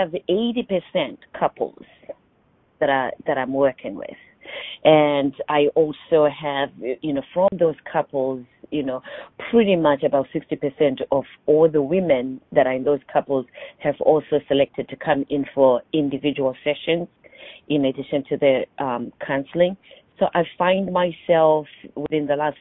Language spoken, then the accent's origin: English; Zimbabwe; now in Orlando, United States; I'm originally from Zimbabwe. I was born and raised in Zimbabwe.